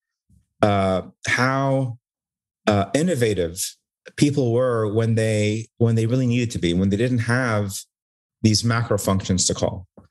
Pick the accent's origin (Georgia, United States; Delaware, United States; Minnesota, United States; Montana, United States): Delaware, United States; Newark; also born or lived in Cairo, Egypt; I grew up in Delaware, basically from pre-K all the way to pre-med to college. So, and it was a great little town in Newark